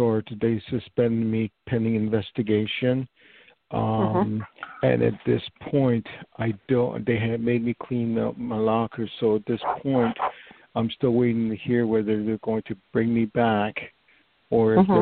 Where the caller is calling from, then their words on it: New York, United States; I'm calling from New York